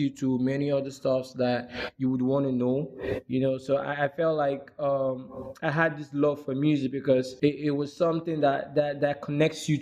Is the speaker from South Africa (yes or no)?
no; Benin City, Edo, Nigeria; also born or lived in Abia State; I was born and brought up in Benin City, Edo State. Though I'm from the eastern part of Nigeria. Abia State, to be precise.